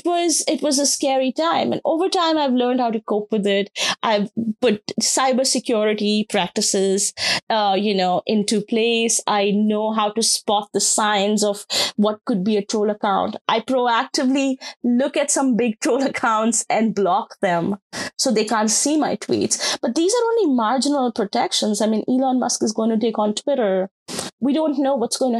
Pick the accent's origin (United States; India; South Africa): India; Rajasthan; moved away; my experiences of what my home state looks like when it comes to caste